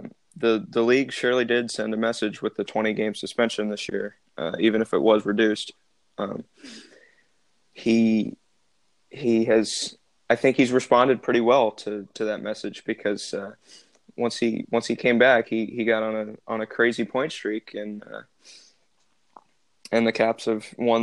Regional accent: Alexandria, Virginia, United States; I'm from Alexandria, Virginia

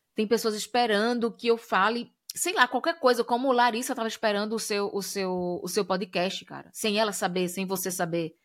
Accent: Brazil; moved away; quando a gente sai do Brasil, é, tá no, em outros lugares do mundo, as pessoas, quando identificam a gente é, enquanto brasileiros

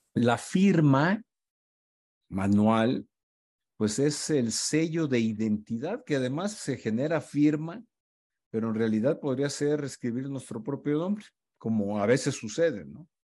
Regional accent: Culiacán, Sinaloa, Mexico; moved away; also born or lived in Mexico City; he estado en Culiacán, mi tierra natal

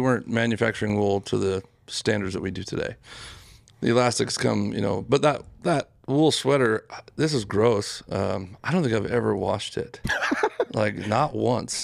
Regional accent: Utah, United States; growing up in Utah, you see sheep all the time

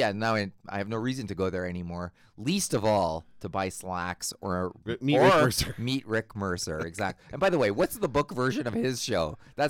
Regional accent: Winnipeg, Manitoba, Canada; Alex Trebek, I'm from Winnipeg.

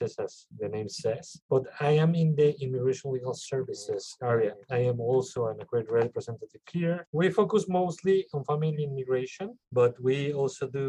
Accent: Mexico City, Mexico; English is a second language; moved away as an adult; now in Pennsylvania, United States; I was born in Mexico City in December 1985.

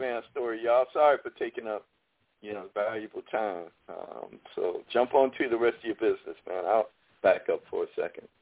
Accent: Chicago, Illinois, United States; now in Texas, United States; I'm from Chicago

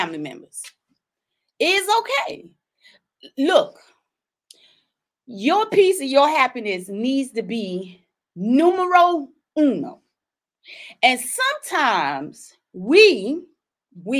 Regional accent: South Carolina, United States; I'm from South Carolina.

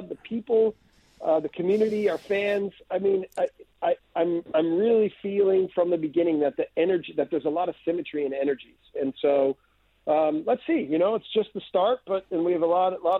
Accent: United States; moved away as an adult; I'm from the U.S.

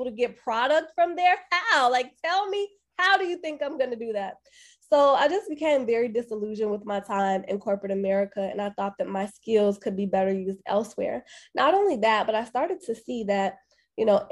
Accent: Chicago, Illinois, United States; moved away as an adult; now in Atlanta, United States; I am originally from Chicago. So I was born and raised on the south side of Chicago

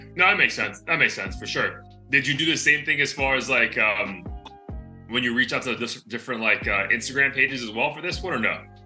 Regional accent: Florida, United States; I'm from Florida

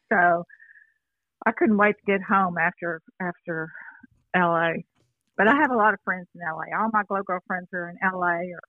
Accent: Houston, Texas, United States; I've always lived in Texas, born and raised.

